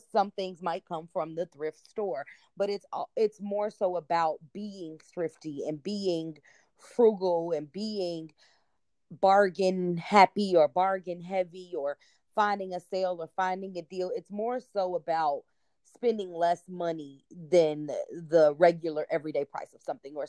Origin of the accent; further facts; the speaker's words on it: Chicago, Illinois, United States; I'm from the Chicagoland area